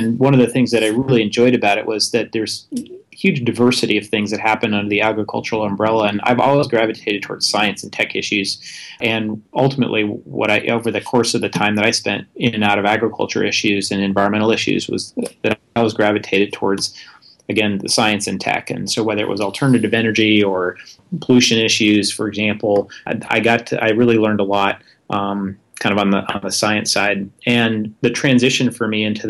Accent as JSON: {"language": "English", "region": "Vermont", "country": "United States", "moved": "yes", "said": "I had an opportunity to go work for my home state senator, Patrick Leahy"}